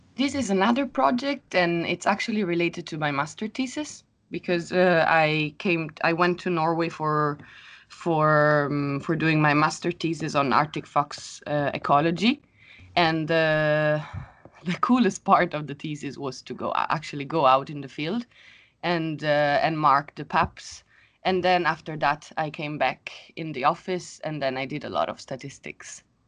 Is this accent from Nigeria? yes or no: no; Rome, Lazio, Italy; moved away as an adult; now in Sweden; I come from Rome. And now I live in Sweden.